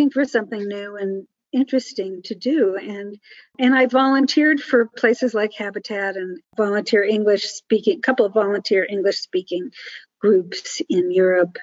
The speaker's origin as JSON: {"language": "English", "town": "Newark", "region": "New Jersey", "country": "United States", "tie": "born or raised there", "moved": "yes", "said": "I grew up in Newark, New Jersey, in high school during the Newark race riot"}